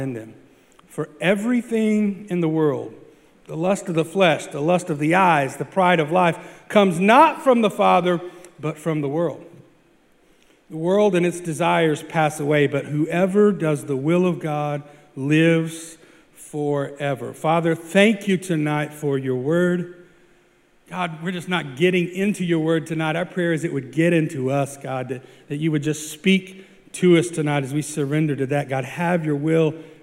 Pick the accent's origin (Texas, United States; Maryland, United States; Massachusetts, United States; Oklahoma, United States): Oklahoma, United States; small town; moved away; Small town Oklahoma